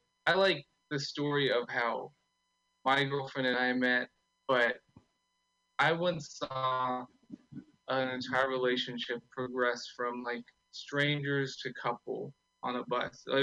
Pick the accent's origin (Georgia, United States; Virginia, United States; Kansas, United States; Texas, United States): Texas, United States; Austin; I'm from Austin.